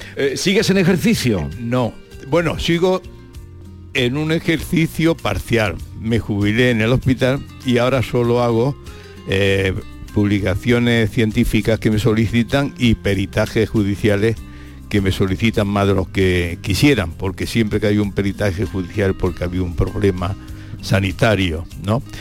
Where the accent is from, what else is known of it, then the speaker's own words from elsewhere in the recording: Villanueva de Córdoba, Andalusia, Spain; moved away as an adult; also born or lived in Madrid; me vine a mi villa cuando me jubilé con mi vocación de amor y de retorno a Villanueva